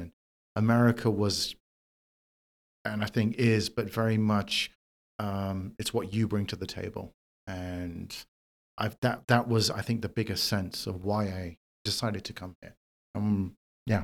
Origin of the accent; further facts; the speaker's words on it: London, United Kingdom; moved away as an adult; now in New York City, United States; I am originally from London, from the U K. Um, I grew up there